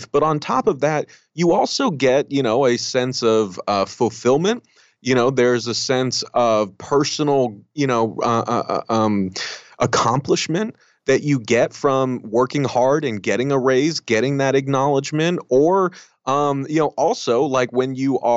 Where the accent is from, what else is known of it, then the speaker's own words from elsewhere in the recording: United States; I grew up very conservative. Um, you know, I'm I'm Mexican American, um, and I look it right.